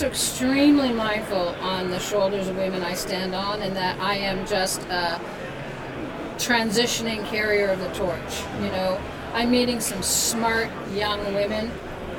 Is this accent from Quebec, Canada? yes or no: no; Ottawa, Ontario, Canada; moved away as an adult; also born or lived in Victoria; now in Ottawa, Canada; I grew up in Ottawa